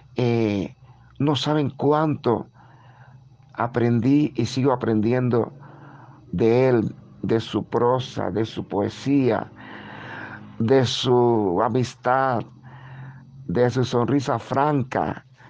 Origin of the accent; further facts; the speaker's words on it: Guanajay, Artemisa, Cuba; nací en Guanajay, eh, que es un pueblito maravilloso